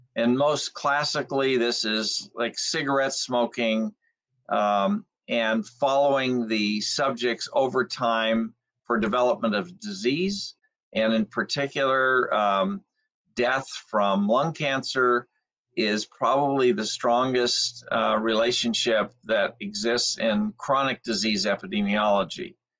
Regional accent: Alhambra, California, United States; I was born in Los Angeles County in the city of Alhambra, and um, I lived in some of the smoggiest areas of Los Angeles in the middle of the 20th century

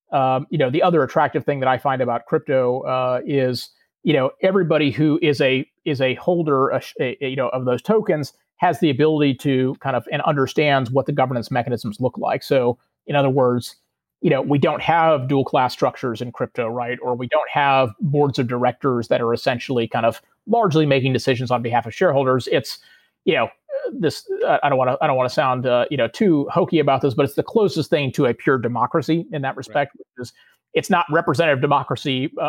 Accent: Houston, Texas, United States; I grew up in Houston, Texas.

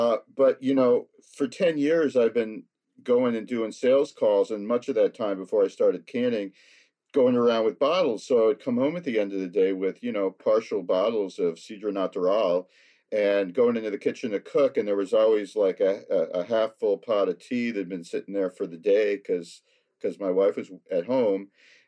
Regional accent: United States; being an American

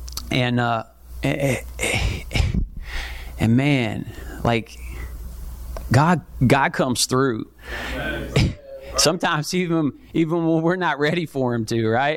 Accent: Kentucky, United States; moved away as an adult; now in Columbia, United States; I'm from Kentucky, moved here about a year and a half ago

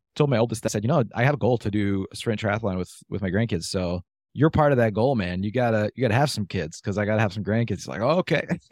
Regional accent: Michigan, United States; I was from Michigan

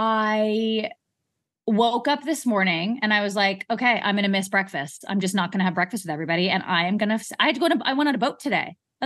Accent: London, United Kingdom; I'm going to get a spray tan in London because I came from London.

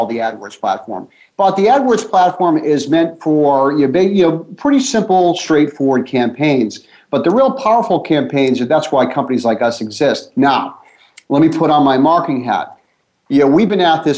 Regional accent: Boston, Massachusetts, United States; I'm from Boston

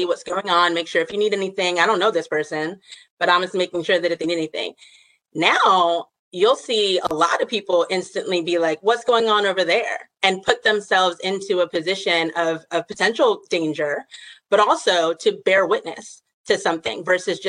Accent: the South, United States; I grew up in the South

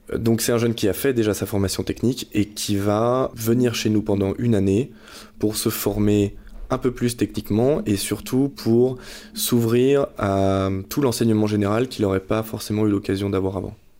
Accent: Nantes, Pays de la Loire, France; moved away as an adult; also born or lived in Reims / Paris; je suis nantais à l'origine

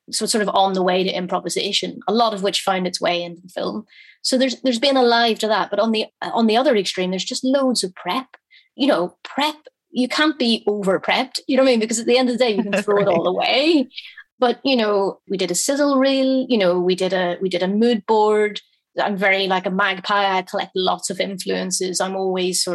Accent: Belfast, Northern Ireland, United Kingdom; I grew up in a very working class family in Belfast

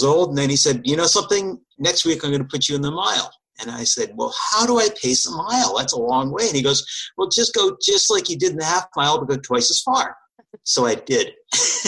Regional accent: Wellesley, Massachusetts, United States; also born or lived in New Jersey; I grew up in Wellesley, Massachusetts, which happens to be the halfway point of the Boston Marathon. Actually, I moved to Wellesley when I was about 12 years old

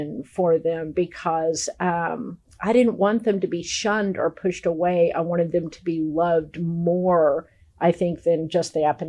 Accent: Dallas, Texas, United States; now in Arkansas, United States; I'm originally from Dallas, and shortly after I moved to Arkansas

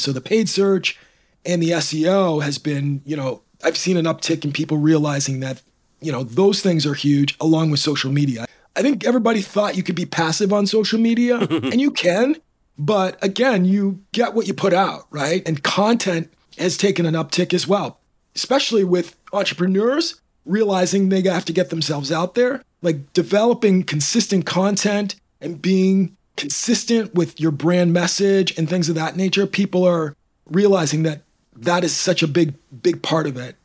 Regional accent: Canada; also born or lived in Toronto / Michigan; now in Royal Oak, United States; I'm originally from Canada

